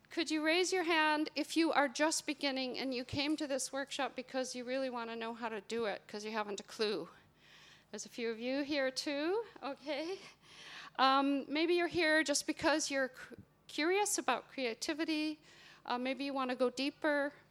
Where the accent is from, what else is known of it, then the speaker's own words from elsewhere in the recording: Minnesota, United States; moved away as an adult; now in Northern Ireland, United Kingdom; given that I have been in Northern Ireland for almost 30 years. I moved here from Minnesota.